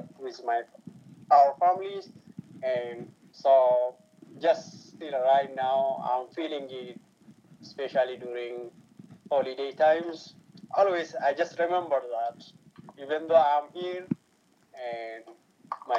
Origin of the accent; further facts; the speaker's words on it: Ethiopia; now in United States; I was born in Ethiopia, which is away from USA